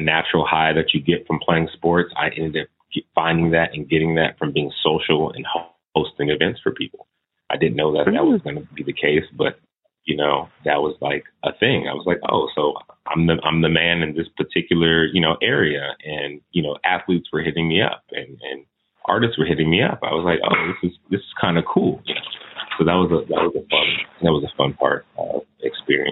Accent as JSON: {"language": "English", "town": "Oceanside", "region": "California", "country": "United States", "tie": "born or raised there", "also_born_or_lived": "Connecticut", "moved": "as an adult", "lives_now": "Washington, D.C., United States", "said": "I was born in D.C. My family is from D.C., so that's one thing. But I was raised in California. I was raised in a town called Oceanside, California"}